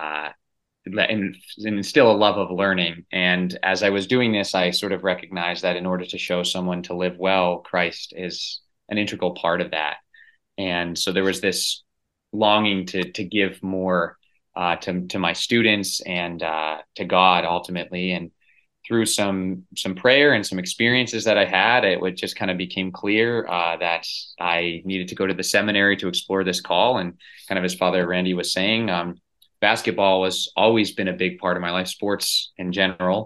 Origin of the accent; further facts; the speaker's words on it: Lexington, Massachusetts, United States; I grew up in Lexington, Massachusetts, which is a suburb right outside of Boston.